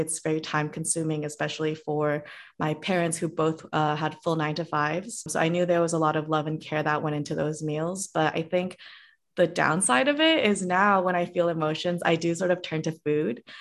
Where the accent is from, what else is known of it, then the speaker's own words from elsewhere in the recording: Cupertino, California, United States; moved away as an adult; also born or lived in Korea / San Diego; the specific city I grew up is in Cupertino